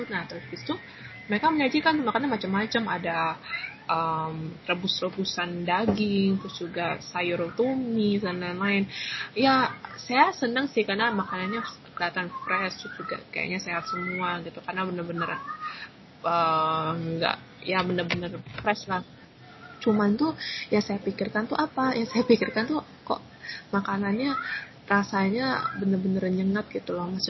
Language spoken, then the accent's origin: Indonesian; Changzhou, Jiangsu, China; terus habis itu saya ke Nanjing, terus saya habis itu di kota saya sendiri di Changzhou.